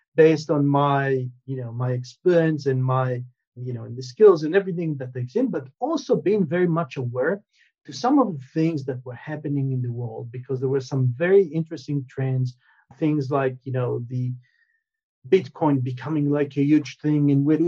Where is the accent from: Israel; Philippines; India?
Israel; moved away; also born or lived in United States; I'm originally from Israel. I moved to the states, spent many many years in in the U.S., and then moved back to Israel.